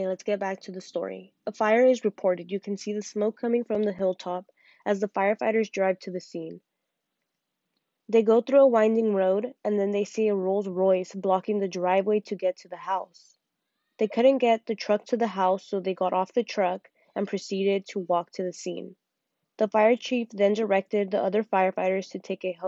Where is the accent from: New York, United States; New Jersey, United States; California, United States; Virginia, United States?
California, United States; Santa Cruz County; I'm from Santa Cruz County